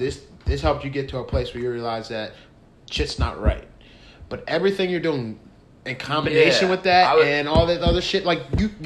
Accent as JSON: {"language": "English", "town": "Pasadena", "region": "California", "country": "United States", "tie": "born or raised there", "said": "I grew up in Pasadena."}